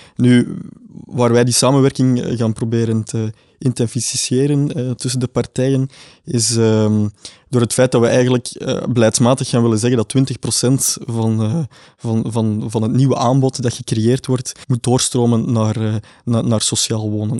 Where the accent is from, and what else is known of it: Flanders, Belgium